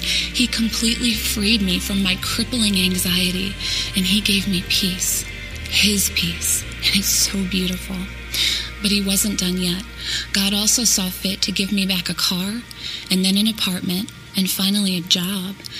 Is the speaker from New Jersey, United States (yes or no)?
no; Euclid, Ohio, United States; my story begins in Euclid, Ohio